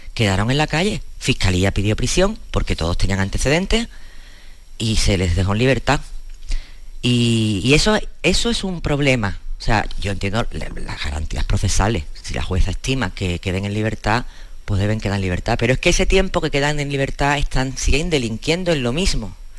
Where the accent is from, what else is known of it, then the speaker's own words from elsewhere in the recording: Cádiz, Andalusia, Spain; somos un periodistas gaditanos